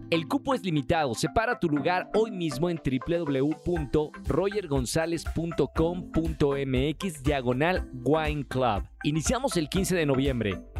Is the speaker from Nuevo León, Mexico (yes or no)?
no; Puebla, Mexico; now in Guadalajara, Mexico; Bueno, en realidad soy de Puebla, pero llevo viviendo más de mi vida en Guadalajara